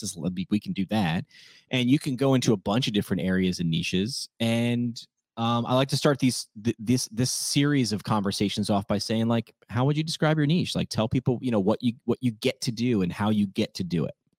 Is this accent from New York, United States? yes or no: yes; New York, United States; I'm a New Yorker